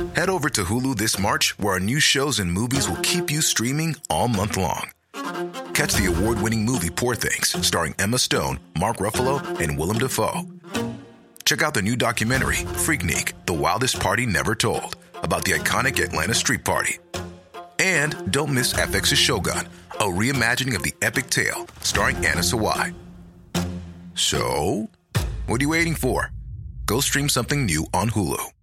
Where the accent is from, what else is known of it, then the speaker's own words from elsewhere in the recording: Belgium; moved away as an adult; also born or lived in Paris, France; now in United Kingdom; I was born and raised in Belgium